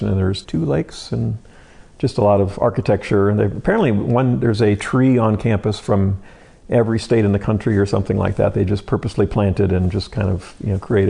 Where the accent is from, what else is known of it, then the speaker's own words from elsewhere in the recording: Mishawaka, Indiana, United States; moved away as an adult; also born or lived in Silicon Valley / Portland / Seattle; I grew up in Mishawaka. I was probably 10 or 15 minutes away from the Notre Dame campus